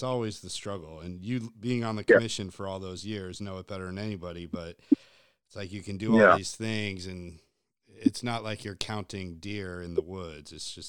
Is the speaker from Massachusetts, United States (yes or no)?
no; Connecticut, United States; because I grew up in Connecticut